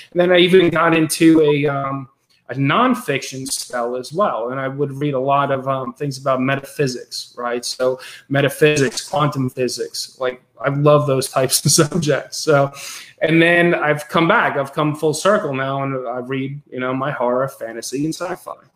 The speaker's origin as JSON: {"language": "English", "area": "Westchester County", "region": "New York", "country": "United States", "tie": "born or raised there", "said": "so i grew up in westchester county new york hudson valley region"}